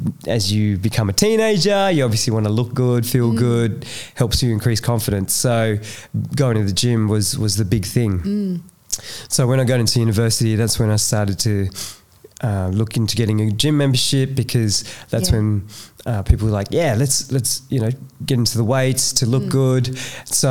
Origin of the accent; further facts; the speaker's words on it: Cabramatta, New South Wales, Australia; growing up in Cabramatta, it was really, really rough